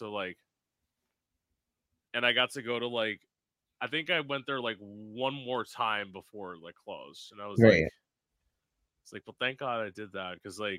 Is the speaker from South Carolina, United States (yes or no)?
no; South Florida, United States; I'm originally from South Florida. I'm living at home now. I live about an hour north of West Palm Beach.